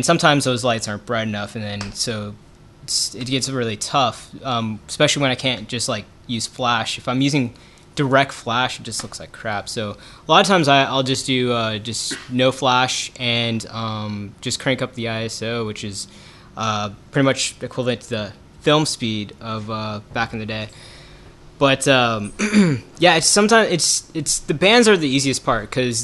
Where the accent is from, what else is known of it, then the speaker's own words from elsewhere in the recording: San Diego, California, United States; also born or lived in San Francisco; San Diego is my hometown